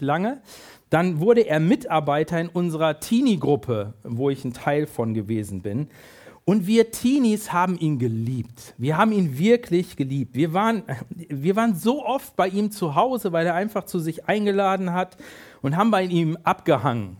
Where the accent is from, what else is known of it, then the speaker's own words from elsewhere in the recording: near Hanover, Lower Saxony, Germany; ich bin in der Nähe von Hannover groß geworden